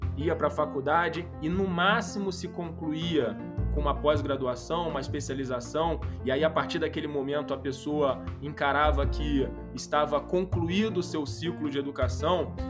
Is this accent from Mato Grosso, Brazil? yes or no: no; Rio de Janeiro, Brazil; accent: carioca; sou carioca, acho que pelo sotaque é possível já identificar.